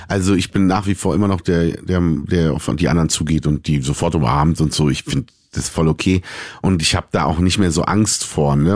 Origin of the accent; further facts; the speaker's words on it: Berlin, Germany; ich bin in Berlin geboren, ich bin Deutscher.